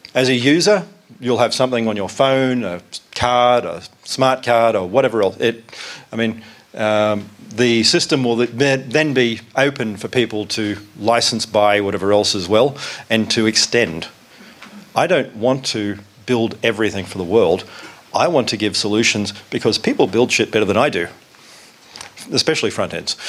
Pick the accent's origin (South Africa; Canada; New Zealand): South Africa; I am actually from South Africa